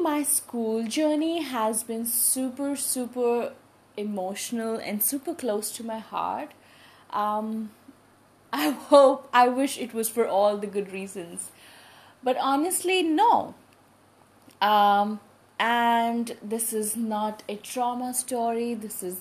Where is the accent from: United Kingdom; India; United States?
India; New Delhi, Delhi; I was brought up in Delhi. However, I only shifted to New Delhi when I was in class 5. Before that, I was in different schools, I was in different cities